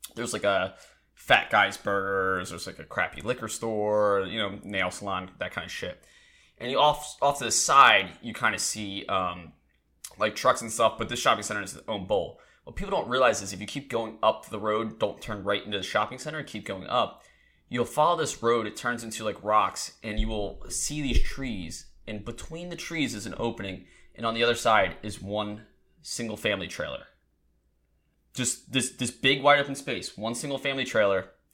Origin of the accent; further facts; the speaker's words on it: Delaware, United States; moved away; I'm originally from Delaware